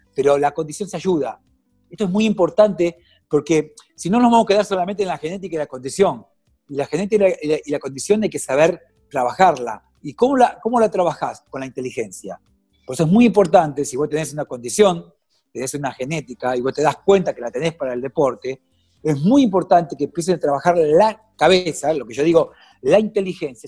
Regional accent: Mar del Plata, Buenos Aires Province, Argentina; usted sabe que soy de Mar del Plata

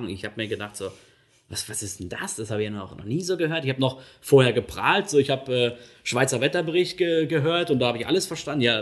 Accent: North Rhine-Westphalia, Germany; dass sie halt dort ähm, eben einen guten Job gefunden haben und bei uns im Ruhrgebiet halt nicht zu dieser Zeit.

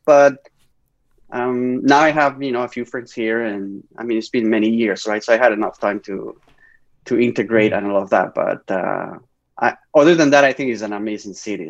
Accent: Spain; English is a second language; moved away as an adult; now in Canada; growing up in Spain

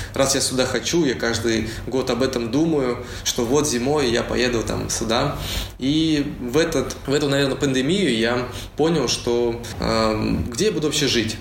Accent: Uralsk, West Kazakhstan Region, Kazakhstan; moved away as an adult; also born or lived in Saint Petersburg, Russia; now in Bali, Indonesia; Я родился в Уральске, закончил там школу и поехал учиться в Петербург

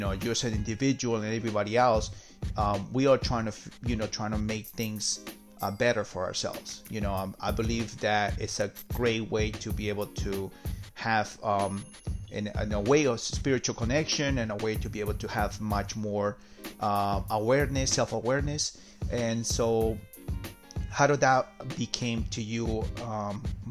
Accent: Peru; So I'm from South America myself. I'm from Peru

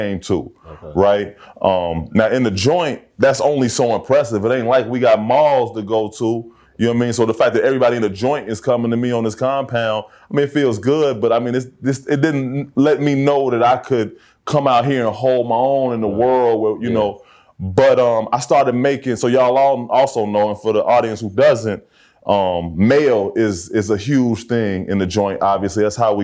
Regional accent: Chicago, Illinois, United States; I grew up, you know, I'm from Hyde Park.

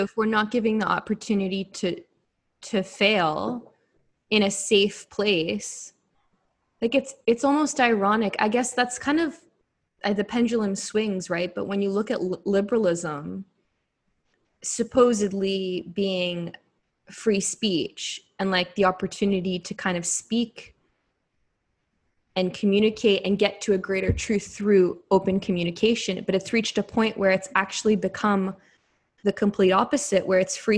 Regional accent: Canada; I am a woman, I am, you know, 29, I am Canadian

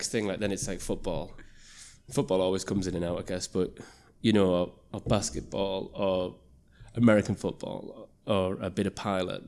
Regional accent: Middlesbrough, North East England, United Kingdom; moved away; also born or lived in Leeds; I was growing up in Middlesbrough

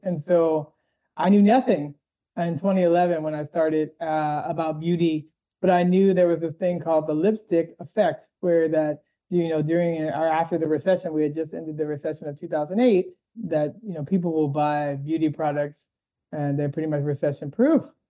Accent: Washington, District of Columbia, United States; moved away as an adult; also born or lived in Boston; now in Los Angeles, United States; I'm originally from the East Coast, Washington D.C.

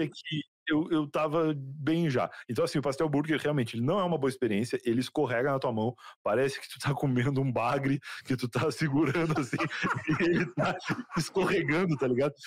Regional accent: Rio Grande, Rio Grande do Sul, Brazil; casa que eu cresci no Rio Grande do Sul, lá em Rio Grande

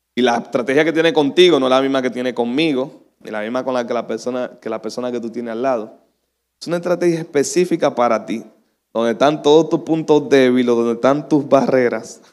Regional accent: Dominican Republic; decimos los dominicanos

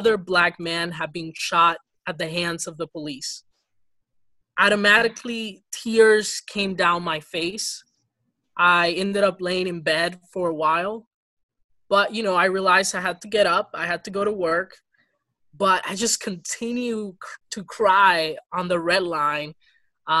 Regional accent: Ferguson, Missouri, United States; English is a second language; also born or lived in Dominican Republic / Boston, Massachusetts; I'm actually from Ferguson, Missouri. Mm. I went to the school district there. That's where I got to take English as a second language after immigrating from the DR at the age of 10.

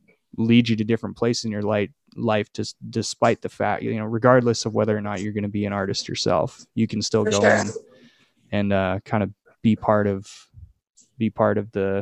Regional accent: Alberta, Canada; I'm from Canada

